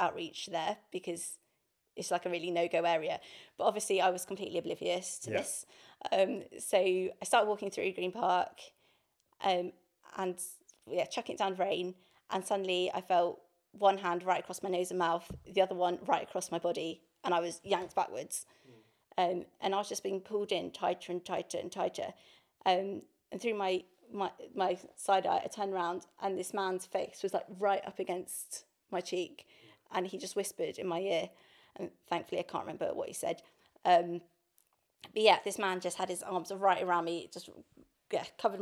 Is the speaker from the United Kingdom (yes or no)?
yes; High Wycombe, South East England, United Kingdom; moved away as an adult; now in London, United Kingdom; I grew up in High Wycombe